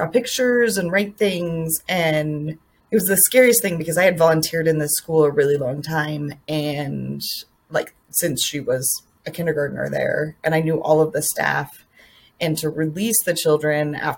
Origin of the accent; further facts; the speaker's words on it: Colorado, United States; I grew up in Colorado where I feel like the first school shooting happened, Columbine happened